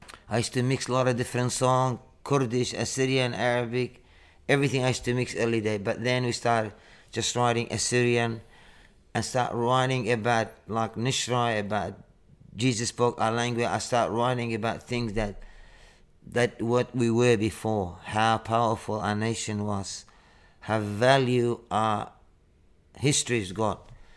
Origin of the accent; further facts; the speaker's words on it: Northern Territory, Australia; moved away; After we come from Arnhem Land, so I went to start living in the city and start playing like percussion.